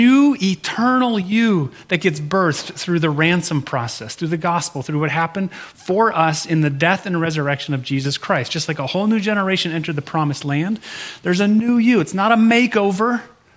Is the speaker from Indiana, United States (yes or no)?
no; Michigan, United States; I'm from Michigan